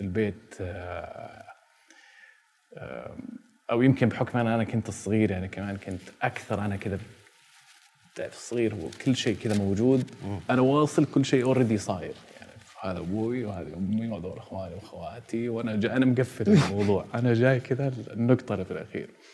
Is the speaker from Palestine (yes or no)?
no; Jeddah, Makkah Province, Saudi Arabia; انا ولدت عام 1982 في مدينه جده